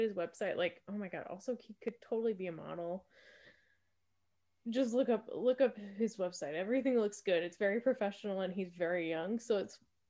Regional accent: Wisconsin, United States; moved away; also born or lived in Minnesota; because I'm from Wisconsin and I went to school in Minnesota

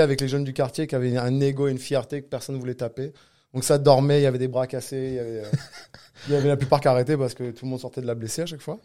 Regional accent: Cannes, Provence-Alpes-Côte d'Azur, France; now in Quebec, Canada; Je viens de Cannes, du sud de la France.

